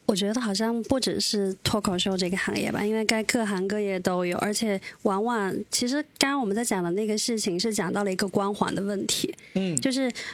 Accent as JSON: {"language": "Chinese", "country": "China", "said": "我们中国人"}